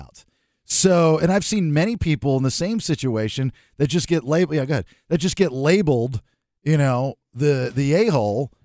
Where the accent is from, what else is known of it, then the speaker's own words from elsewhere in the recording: Maryland, United States; now in Sacramento, United States; growing up in Maryland as a kid